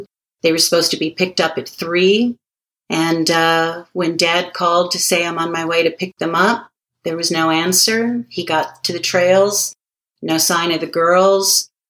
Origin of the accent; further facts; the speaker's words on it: Hawaii, United States; I'm from Hawaii, originally, born and raised.